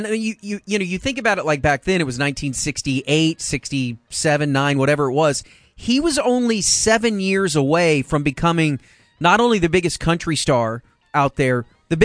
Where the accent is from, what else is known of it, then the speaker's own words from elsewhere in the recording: Texas, United States; growing up in Texas